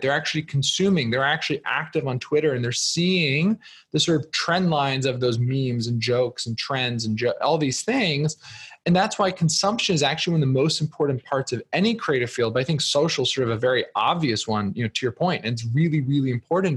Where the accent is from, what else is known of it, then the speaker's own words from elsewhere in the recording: New Jersey, United States; moved away; I'm originally from New Jersey